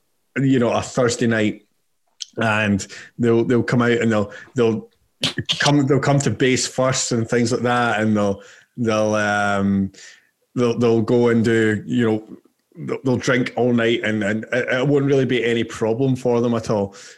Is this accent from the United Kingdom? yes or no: yes; England, United Kingdom; Oh, wow. I'm from England. I've got 2 months.